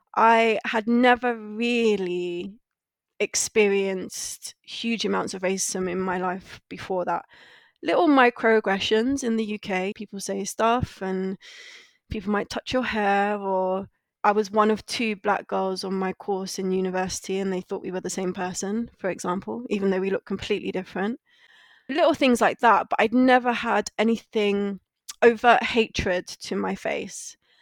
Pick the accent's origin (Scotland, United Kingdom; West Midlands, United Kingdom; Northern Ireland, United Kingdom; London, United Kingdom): London, United Kingdom; moved away as an adult; also born or lived in Guyana / Santander / China / Martinique; now in Barcelona, Spain; I'm from London originally, and I'm currently living in Barcelona. I grew up in London